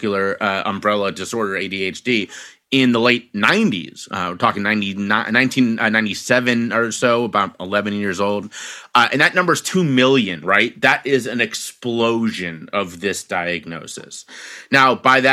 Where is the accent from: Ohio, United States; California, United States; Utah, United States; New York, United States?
Ohio, United States; Cincinnati; now in Philadelphia, United States; I was born and raised in Cincinnati, Ohio.